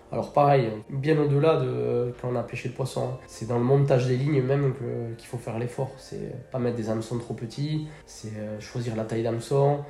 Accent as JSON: {"language": "French", "town": "Bidart", "region": "Nouvelle-Aquitaine", "country": "France", "tie": "born or raised there", "said": "natif de Bidart. J'ai grandi à Bidart, euh, j'ai passé toute ma jeunesse à Bidart"}